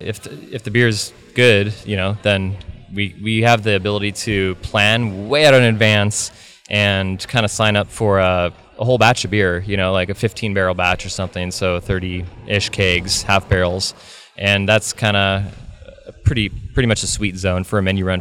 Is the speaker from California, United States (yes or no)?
yes; Bay Area, California, United States; moved away as an adult; now in Pacific Northwest, United States; I grew up in the Bay Area